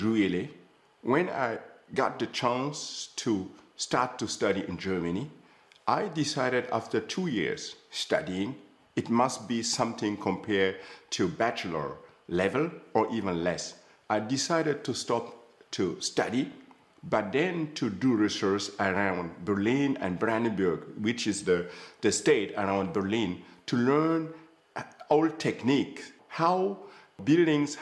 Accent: Gando, Centre-Est, Burkina Faso; moved away; I am the man from Gando

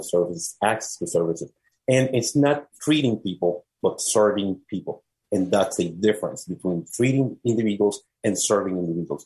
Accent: Puerto Rico; moved away as an adult; now in Philadelphia, United States; born and raised in Puerto Rico, came to the United States at the age of 22

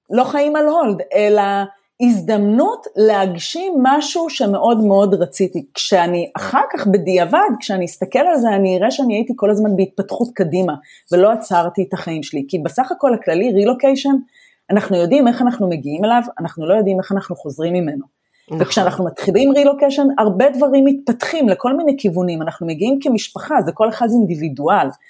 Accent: Israel; moved away as an adult; now in Germany; אנחנו באים גם ממדינה שבתרבות שלה אנחנו חיים בשבטיות. יש משפחתיות, יש ארוחות שישי

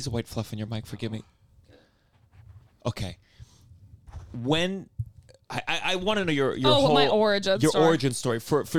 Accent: Potomac, Maryland, United States; Potomac, Maryland.

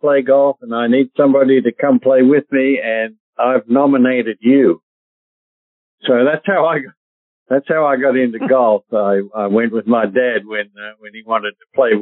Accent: Australia; moved away as an adult; now in United States; I grew up in a little town of about 15,000 people

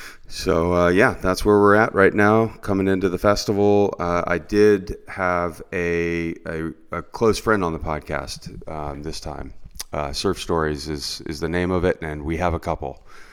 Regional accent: Florida, United States; you'll hear what it's like growing up in Central Florida and looking for waves, because that is clearly a difficult task, but also filled with some adventure as well.

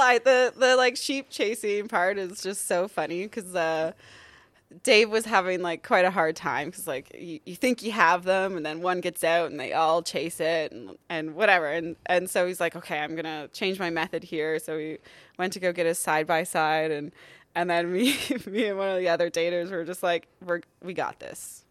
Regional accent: Ontario, Canada; moved away as an adult; also born or lived in Calgary; now in Yukon, Canada; So I moved up here from Calgary, actually, but, um, I'm an Ontario girl

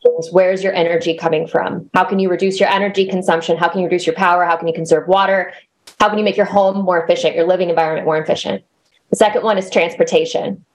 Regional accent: United States; moved away; also born or lived in Arkansas / Texas; So I grew up in Arkansas and Texas

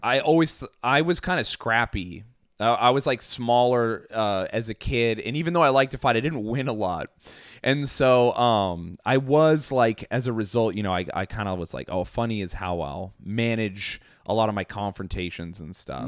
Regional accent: Flowell, Utah, United States; moved away; also born or lived in New York; I grew up in Utah

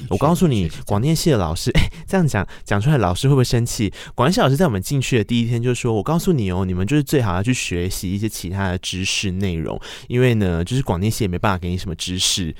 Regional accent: Tainan, Taiwan; 我是台南人，然后我高中是台南一中

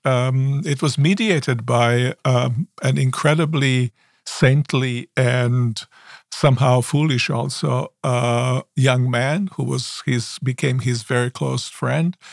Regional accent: Osijek, Osijek-Baranja County, Croatia; now in United States; I was born in Croatia, in small town, uh, by the name of Osijek, and my Um, father was at that time, uh, in, um, training to become a minister, so that I grew up

